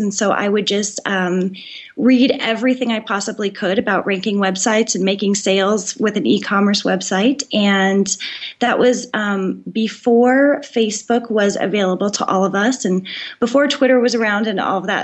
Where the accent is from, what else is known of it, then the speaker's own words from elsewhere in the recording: Colorado, United States; I grew up in Colorado